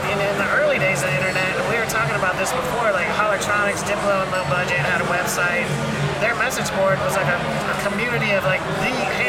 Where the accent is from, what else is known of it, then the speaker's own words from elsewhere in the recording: Erie, Pennsylvania, United States; now in Houston, United States; My hometown's Erie, Pennsylvania